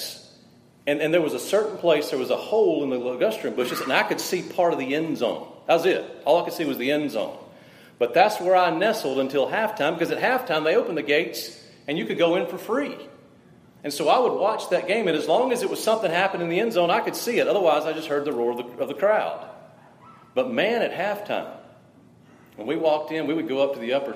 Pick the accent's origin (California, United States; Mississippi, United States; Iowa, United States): Mississippi, United States; South; I was raised in South Mississippi, about 8 miles from M.M. Roberts Stadium